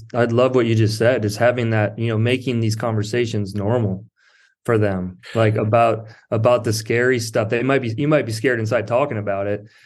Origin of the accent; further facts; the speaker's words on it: South Dakota, United States; moved away as an adult; also born or lived in Marina, California / Berkeley, California; now in Pacific Grove, United States; I grew up in South Dakota.